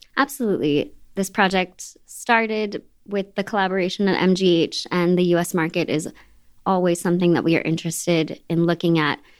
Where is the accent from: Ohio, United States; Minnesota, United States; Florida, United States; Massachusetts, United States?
Massachusetts, United States; Boston; I'm a local. I'm from the Boston area